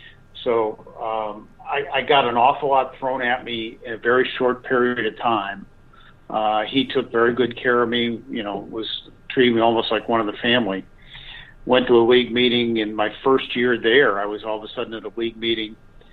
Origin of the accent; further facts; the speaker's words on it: Boston, Massachusetts, United States; moved away as an adult; since I was from Boston